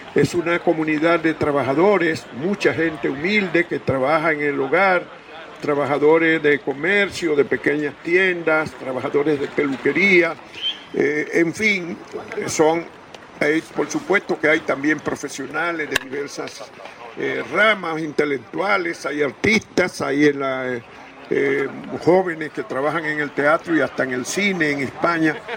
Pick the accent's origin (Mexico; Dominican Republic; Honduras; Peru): Dominican Republic; now in Spain; allá en nuestra tierra